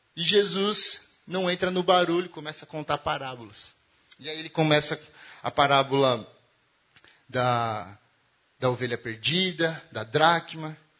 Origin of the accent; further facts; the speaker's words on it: Diadema, São Paulo, Brazil; E eu venho de Diadema, né? De um rolê mais quebrada